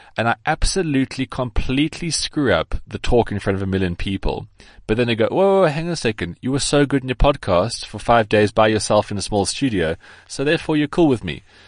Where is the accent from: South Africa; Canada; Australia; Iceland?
South Africa; I am South African